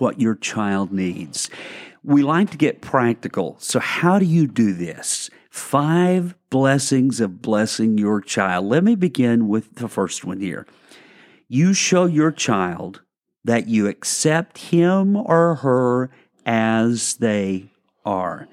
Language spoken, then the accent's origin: English; Arkansas, United States; now in Lakeland, United States; I'm from Arkansas